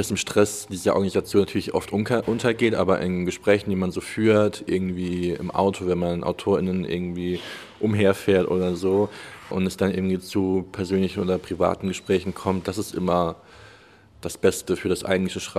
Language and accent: German; Germany; born there; Das heißt, ich bin in Deutschland geboren, meine Familie äh, kommt aus Deutschland.